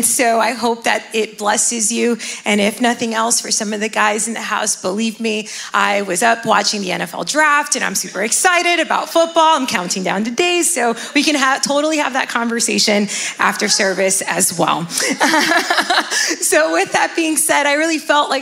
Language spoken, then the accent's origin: English; Miami, Florida, United States; now in New Jersey, United States; I'm originally from Miami, Florida, and I've been living here in New Jersey for about 10 years now